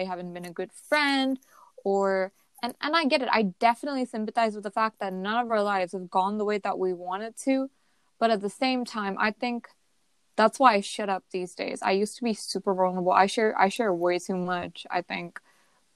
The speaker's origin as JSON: {"language": "English", "country": "United States", "said": "us as Indian Americans"}